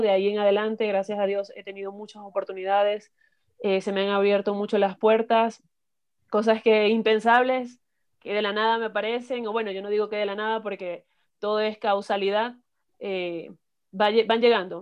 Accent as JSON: {"language": "Spanish", "town": "Maracaibo", "region": "Zulia", "country": "Venezuela", "moved": "as an adult", "lives_now": "Ecuador", "said": "soy de, Venezuela, de Maracaibo, del estado Zulia"}